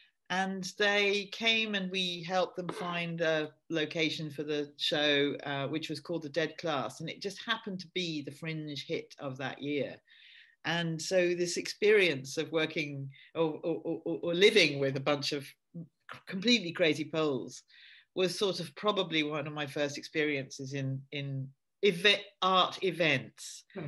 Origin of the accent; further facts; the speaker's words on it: near Edinburgh, Scotland, United Kingdom; moved away as an adult; also born or lived in London; I grew up in Scotland and quite near Edinburgh, and I was a huge film fan from early days. And although I went to university in London, but in the holidays, I'd be back up in Edinburgh.